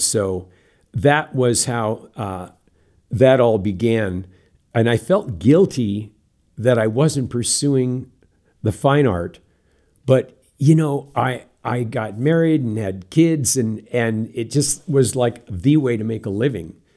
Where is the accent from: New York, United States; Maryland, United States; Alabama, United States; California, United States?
California, United States; Santa Rosa; moved away; also born or lived in Southern Oregon; I grew up in Santa Rosa, California